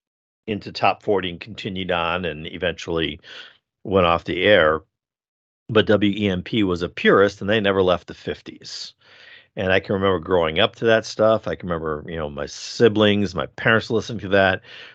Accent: Milwaukee, Wisconsin, United States; growing up in Milwaukee, where we had basically two radio stations that you got, which one was WOKY and the other one was WEMP.

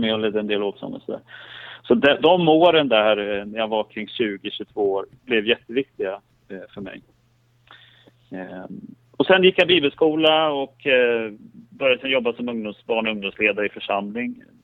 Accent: Skellefteå, Västerbotten County, Sweden; moved away; jag har vuxit upp i, i, i Norrland, i Skellefteå

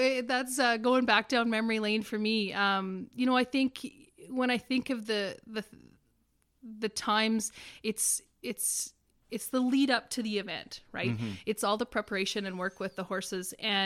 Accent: Hudson Bay, Saskatchewan, Canada; Hudson Bay is located right in northeastern Saskatchewan, in the middle of the forestry, in a snow machiner's paradise, in a hunter's paradise with lakes and situated right around it.

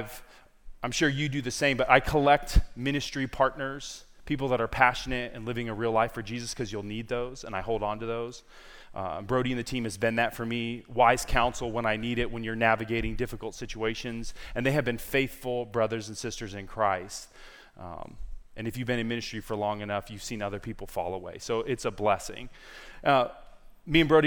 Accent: San Diego, California, United States; moved away as an adult; also born or lived in Lynchburg, Virginia; I am originally from San Diego, California, born and raised

